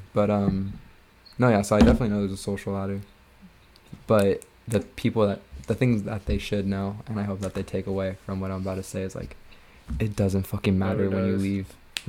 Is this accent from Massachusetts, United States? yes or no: no; Ventura, California, United States; born or raised there